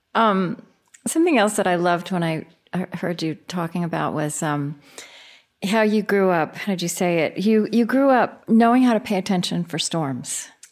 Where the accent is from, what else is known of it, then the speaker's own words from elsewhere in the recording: Oklahoma, United States; I grew up in Oklahoma